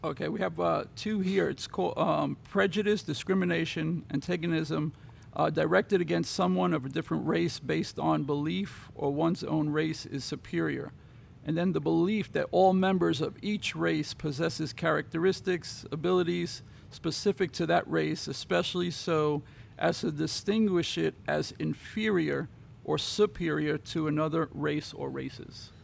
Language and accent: English; New York City, New York, United States; I grew up in Brooklyn